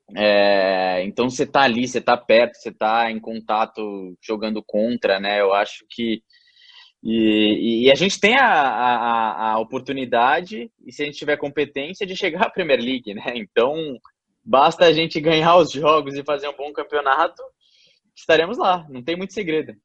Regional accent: Brazil; moved away as an adult; now in England

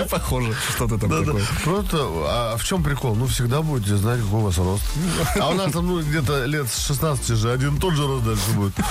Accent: Moscow, Russia; Я из Москвы.

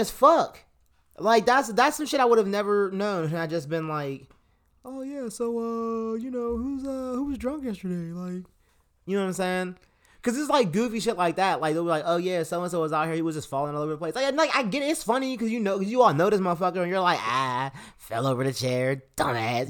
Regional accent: Pittsburgh, Pennsylvania, United States; we're from Pittsburgh

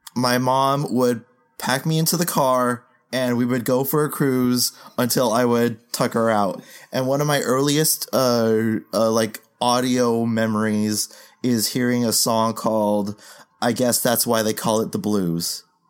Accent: Philippines; as a Filipino

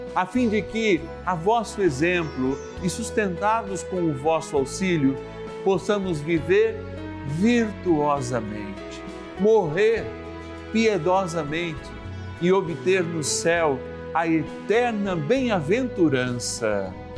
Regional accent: São Paulo, Brazil; eu, como paulistano, nasci em São Paulo

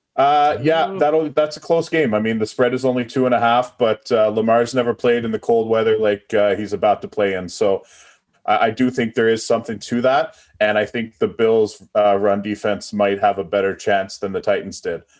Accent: East Coast, Canada; I'm from the East Coast

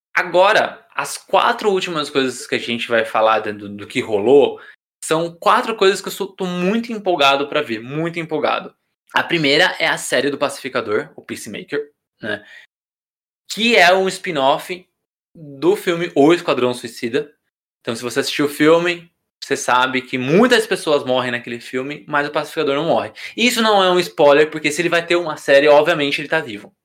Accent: Brazil; eu que sou brasileiro

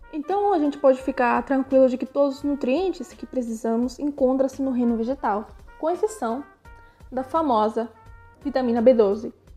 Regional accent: Argentina; also born or lived in Brazil; now in Córdoba, Argentina; sou argentina e metade brasileira

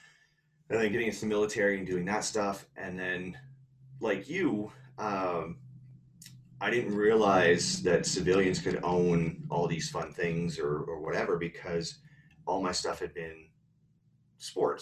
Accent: Canada; I didn't grow up in LA. I grew up in Canada.

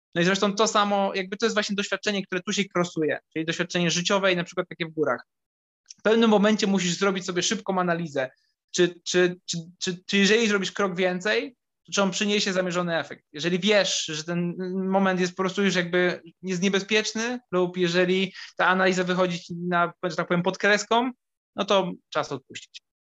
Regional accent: Kraków, Lesser Poland, Poland; also born or lived in Limanowa; Ja jestem z Krakowa i urodziłem się w Krakowie

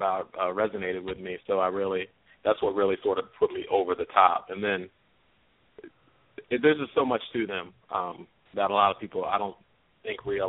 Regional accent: Baltimore, Maryland, United States; I'm from Baltimore

